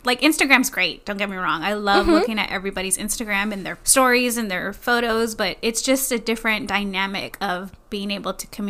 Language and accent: English; Texas, United States; I'm a single 30-something woman born and raised in Texas